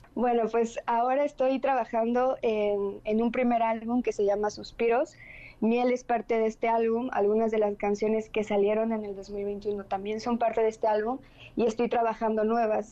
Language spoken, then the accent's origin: Spanish; Mérida, Yucatán, Mexico; Soy una cantautora de Mérida, Yucatán, aquí del sureste